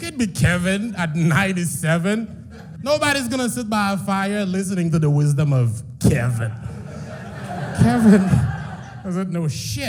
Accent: Haiti; She goes, "You have a bit of an accent. Where are you from?" I said, "I'm from Haiti. I'm Haitian."

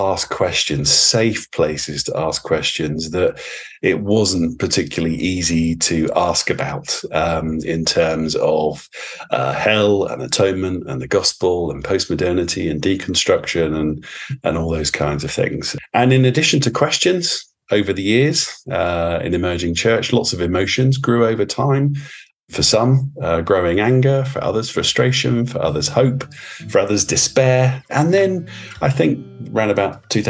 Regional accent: Luton, East of England, United Kingdom; my hometown, which was Luton

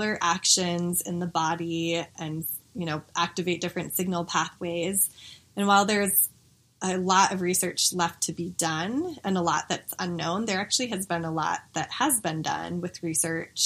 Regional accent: Denver, Colorado, United States; I grew up here in Denver

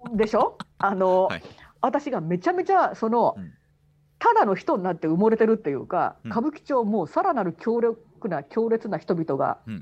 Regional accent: Okayama, Japan; moved away as an adult; also born or lived in Bunkyo, Tokyo; now in Tokyo, Japan; 私本当にあの岡山県の、うん代々農家の子っていうかな、はい、あのもう土着の人ですから

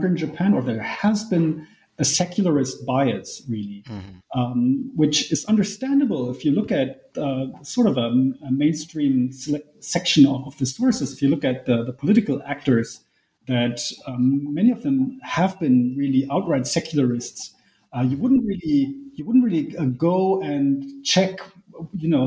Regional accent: Germany; I was born in Germany, grew up in Germany, went to school in Germany, went to college in Germany, and now I work in Germany

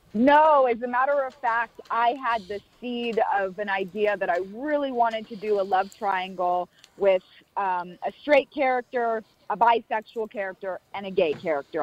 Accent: Florida, United States; now in Los Angeles, United States; I'm from Florida originally.

